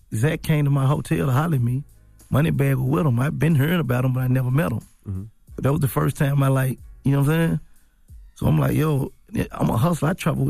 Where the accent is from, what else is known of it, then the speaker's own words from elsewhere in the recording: Memphis, Tennessee, United States; Like, I'm from North Memphis.